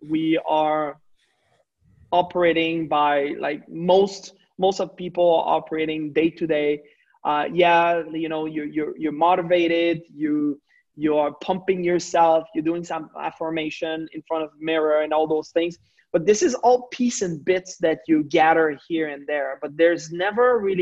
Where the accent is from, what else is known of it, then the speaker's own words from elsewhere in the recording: Quebec, Canada; I'm not coming just from Canada, I'm coming from the French part of Canada